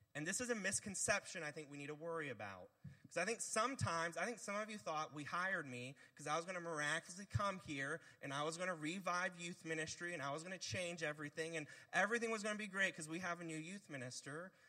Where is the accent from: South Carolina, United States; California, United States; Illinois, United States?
South Carolina, United States; Bluffton; I'm one of the few people who was born and raised in Bluffton, South Carolina